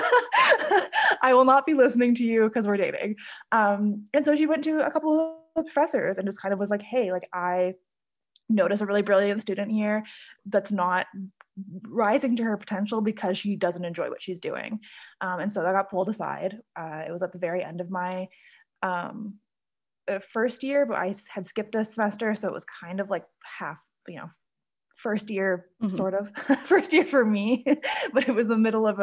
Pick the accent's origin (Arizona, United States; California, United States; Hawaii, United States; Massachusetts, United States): Hawaii, United States; Honolulu; also born or lived in Canada; I was born in Canada, but I was raised in Hawaii. So I moved to Hawaii as a little kid and have grown up there, done all my schooling there